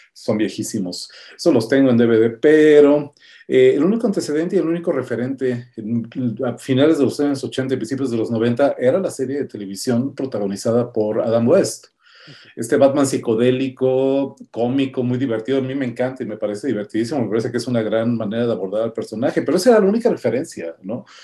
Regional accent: Mexico City, Mexico; Yo crecí en San Pedro de los Pinos, aquí en la Ciudad de México

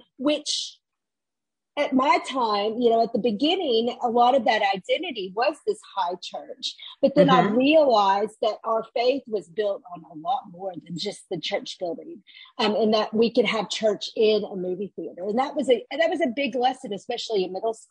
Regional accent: Little Rock, Arkansas, United States; I'm from Little Rock, Arkansas, and I grew up there

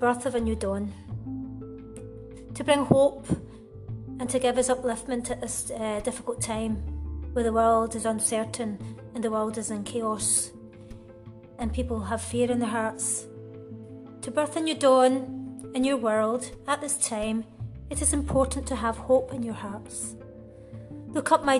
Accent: Uddingston, Scotland, United Kingdom; moved away as an adult; now in Spain; I'm originally from Uddingston, which is in Lanarkshire, just outside Glasgow city centre. I moved to Spain around 14 years ago

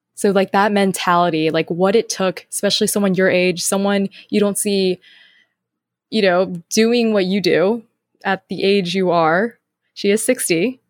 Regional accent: North Carolina, United States; moved away; where I was raised in North Carolina

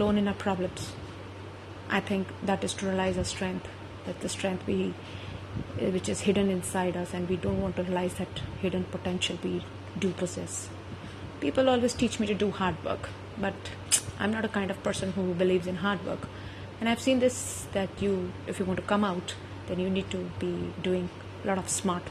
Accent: India; being an Indian, a woman

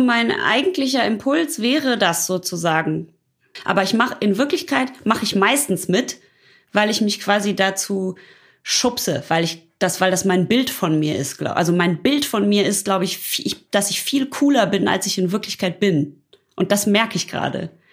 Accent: Ruhr area, North Rhine-Westphalia, Germany; ich komme aus dem Ruhrpott

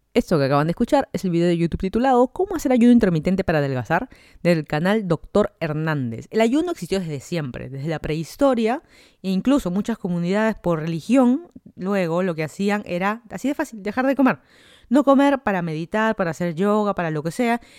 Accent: Lima, Peru; moved away as an adult; also born or lived in Miami, United States; now in Fairfax County, Virginia, United States; yo soy de Lima, Perú, me mudé a Estados Unidos hace casi tres años

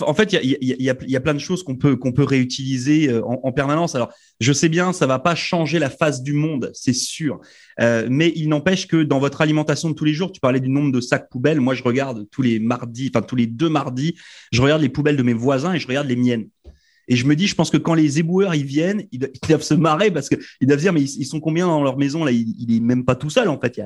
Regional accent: France; moved away as an adult; je viens de France

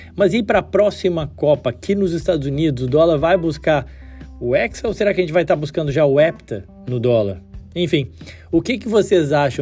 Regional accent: Brazil; Como brasileiro, amante do futebol

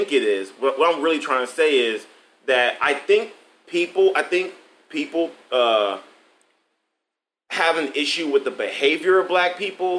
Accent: Atlanta, Georgia, United States; now in Ohio, United States; I'm from Atlanta, Georgia.

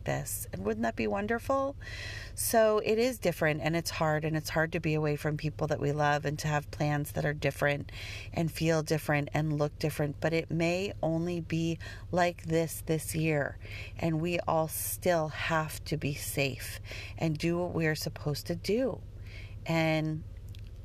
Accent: Denver, Colorado, United States; I grew up in Denver

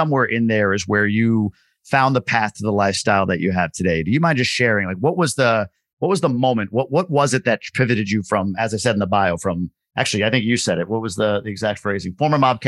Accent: Long Island, New York, United States; I grew up on Long Island

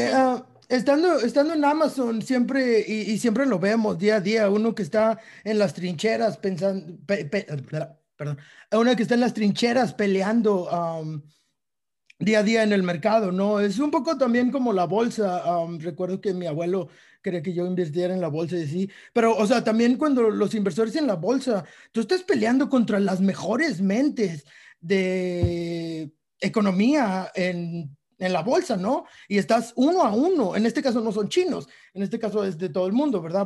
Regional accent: Mexico; como mexicanos

